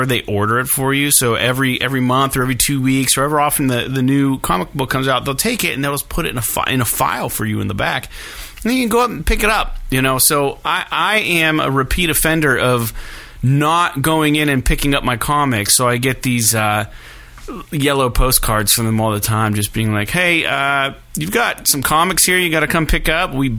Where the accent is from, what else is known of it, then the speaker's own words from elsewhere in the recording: Meadville, Pennsylvania, United States; I'm from Meadville.